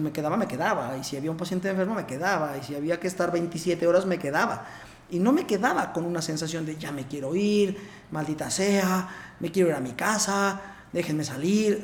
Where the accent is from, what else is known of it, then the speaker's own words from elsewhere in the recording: Puebla, Mexico; also born or lived in Mexico City / Barcelona; yo soy de Puebla, soy poblano, soy médico. Estudié en medicina en Puebla